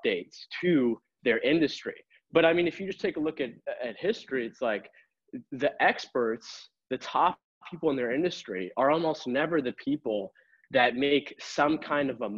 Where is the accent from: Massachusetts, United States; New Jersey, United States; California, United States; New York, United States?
Massachusetts, United States; Boston; I born and raised in Boston